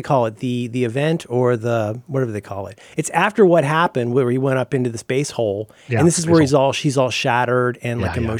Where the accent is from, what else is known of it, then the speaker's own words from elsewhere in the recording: Florida, United States; now in San Francisco, United States; I'm not from here. I'm from Florida.